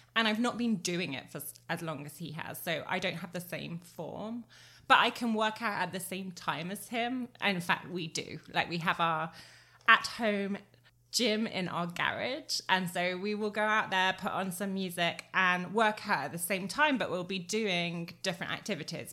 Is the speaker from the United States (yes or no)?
no; England, United Kingdom; moved away; I was born in England, not raised to run in these kind of temperatures